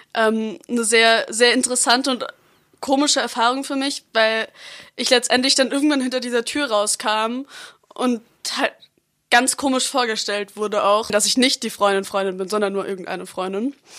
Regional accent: Freiburg, Baden-Württemberg, Germany; Ich lebe seit ich geboren bin in Freiburg

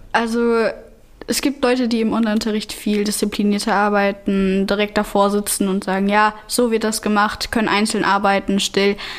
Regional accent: Germany; ich bin Deutsche

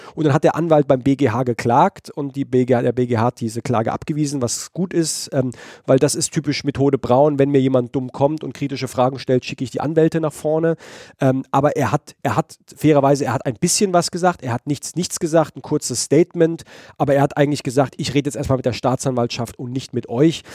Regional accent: Heidelberg, Baden-Württemberg, Germany; aus Heidelberg, meiner Geburtsstadt

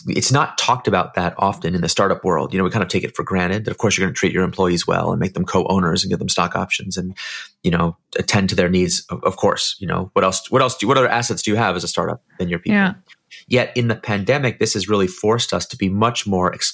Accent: San Francisco, California, United States; I'm from San Francisco

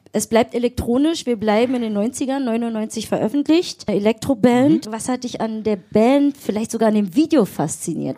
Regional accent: Berlin, Germany; Wir sind ja richtige Berliner Pflanzen

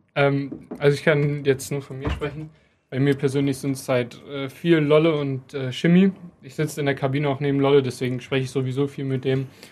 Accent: Krefeld, North Rhine-Westphalia, Germany; ich bin in meiner Heimat, ich bin hier geboren, ich habe meine Familie hier

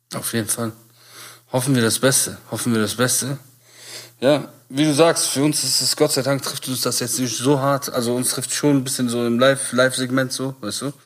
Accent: Bonn, North Rhine-Westphalia, Germany; wir sind aus Bonn

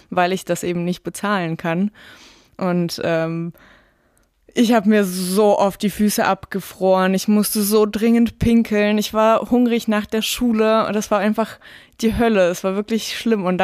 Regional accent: Tyumen, Tyumen Oblast, Russia; Ich glaube, in Moskau ging es relativ schnell dann äh, voran mit dem Straßenausbau, aber in Tümen, wo ich aufgewachsen bin, war das wirklich lange ein Riesenproblem.

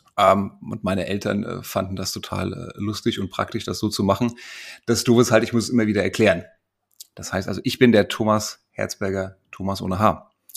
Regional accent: Frankfurt, Hesse, Germany; als Frankfurter Bub

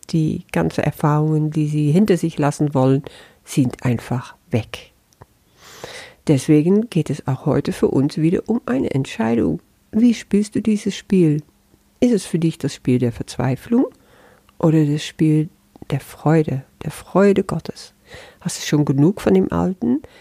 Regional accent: Netherlands; first language Dutch; German is a second language; Und als Niederländerin, obwohl das auch nur ein Etikett ist, das sehe ich schon, erfahre ich das dann anders.

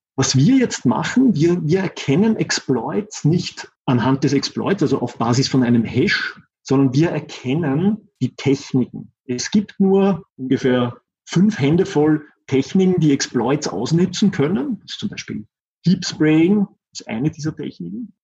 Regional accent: Austria; accent: Austrian; ich sitze in Österreich. deshalb auch mein Akzent

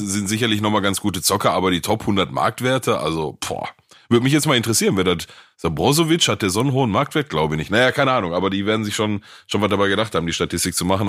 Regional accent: Gelsenkirchen, North Rhine-Westphalia, Germany; ich komme aus Gelsenkirchen

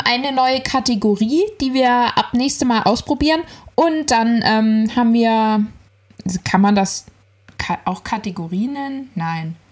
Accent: Ziegenhain, Hesse, Germany; Ziegenhainer Salatkirmes, mein Heimatort.

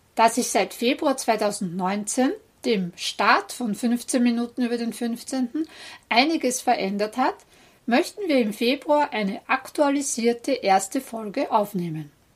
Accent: Vienna, Austria; bei uns in Wien

